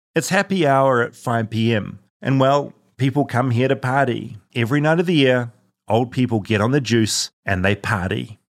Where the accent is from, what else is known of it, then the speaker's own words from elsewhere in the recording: New Zealand; moved away; as a New Zealander